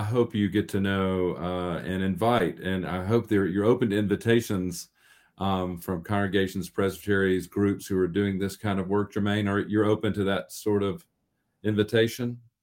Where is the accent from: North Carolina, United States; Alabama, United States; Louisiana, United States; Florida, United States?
North Carolina, United States; I'm from North Carolina